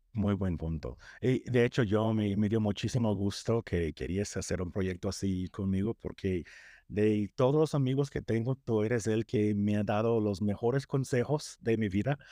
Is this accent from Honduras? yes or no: no; United States; Spanish is a second language; yo crecí en Estados Unidos